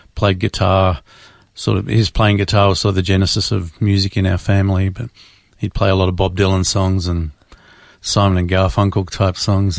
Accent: Melbourne, Victoria, Australia; Born and raised in Melbourne, Australia.

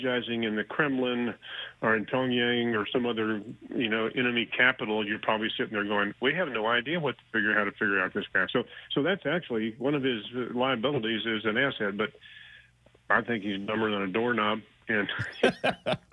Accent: Houston, Texas, United States; now in Austin, United States; I'm born and raised in Houston. I've lived up here in Austin for about 20 years

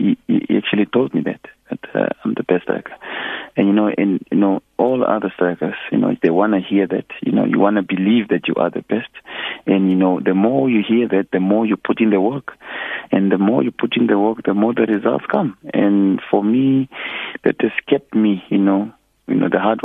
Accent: Oshakati, Oshana, Namibia; moved away as an adult; now in South Africa; I'm not from Windhoek, I'm from Oshakati, like close to Angola, the border

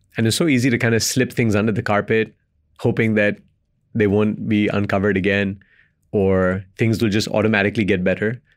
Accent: Belgium; moved away; Indian descent, born and raised in Belgium, lived in five countries across three continents

